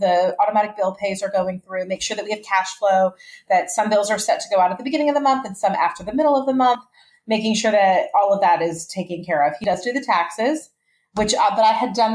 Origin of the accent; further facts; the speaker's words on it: Atlanta, Georgia, United States; also born or lived in Dallas, Texas / Boston / New York; I was born in Dallas, moved to Atlanta with my family when I was 10, went to college in Boston at Brandeis University, came back to Atlanta